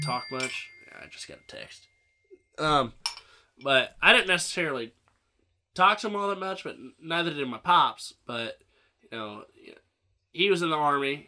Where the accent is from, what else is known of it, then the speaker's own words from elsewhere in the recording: Central Illinois, United States; I grew up in Central Illinois